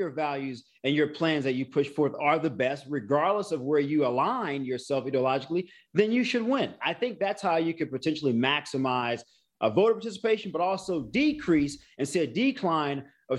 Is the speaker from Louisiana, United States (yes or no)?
yes; New Orleans, Louisiana, United States; I'm from New Orleans. There's a lot of connectedness there, particularly with Creole and other cultural things.